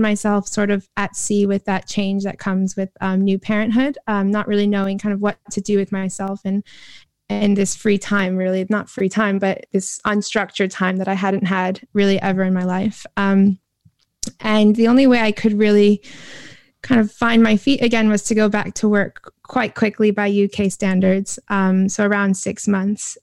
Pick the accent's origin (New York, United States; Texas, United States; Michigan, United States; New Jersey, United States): New York, United States; moved away as an adult; now in London, United Kingdom; I was sort of born and bred in New York